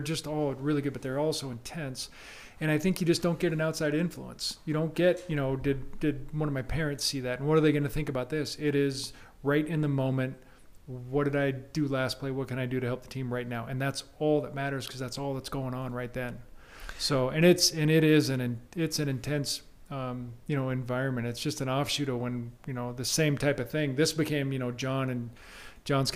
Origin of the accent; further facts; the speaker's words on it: Tacoma, Washington, United States; moved away as an adult; now in Spokane, United States; growing up in Tacoma after my freshman year at Gonzaga. I went back to Tacoma for the summer